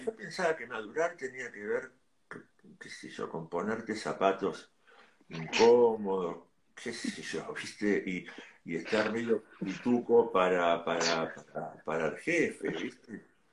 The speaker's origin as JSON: {"language": "Spanish", "area": "Ciudad Evita", "region": "Buenos Aires Province", "country": "Argentina", "said": "yo soy de Ciudad de Vita."}